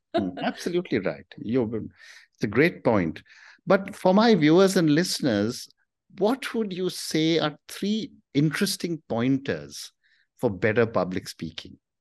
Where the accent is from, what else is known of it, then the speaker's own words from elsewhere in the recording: India; I'm from India